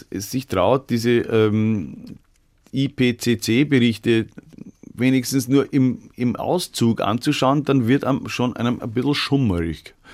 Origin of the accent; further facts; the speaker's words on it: Vienna, Austria; Weil das ist immer noch das, was mich als Wiener davon abhält, Vegetarier zu werden